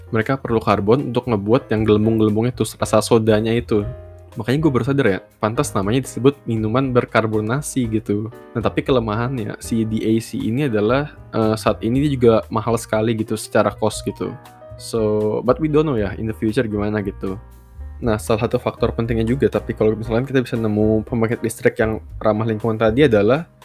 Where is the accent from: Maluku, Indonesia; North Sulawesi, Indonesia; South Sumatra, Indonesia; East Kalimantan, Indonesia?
East Kalimantan, Indonesia; Samarinda; Misal kayak kota asal gua Samarinda itu sebuah kota yang menarik sebenarnya.